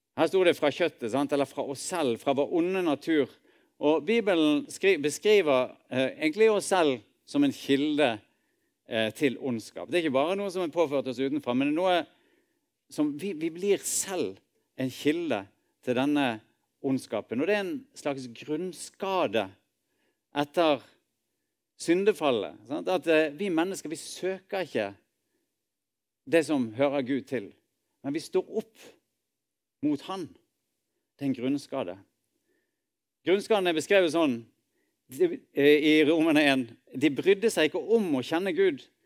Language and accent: Norwegian; Norway; vi er nordmenn og bor i dette landet